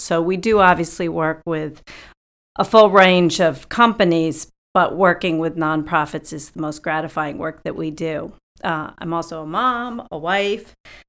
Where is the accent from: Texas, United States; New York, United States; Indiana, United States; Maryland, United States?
New York, United States; New York City; moved away; I grew up in the New York City area and went to college just north of New York.